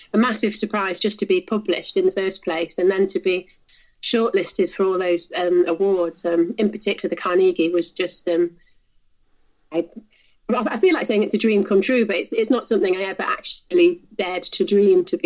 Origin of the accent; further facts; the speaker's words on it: South Wales, United Kingdom; I grew up in South Wales near the coast